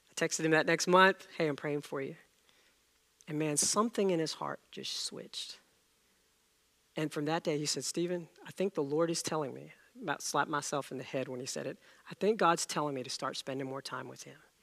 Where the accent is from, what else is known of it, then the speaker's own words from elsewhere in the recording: India; moved away; I was born in India, and the plays were much different among kids over there.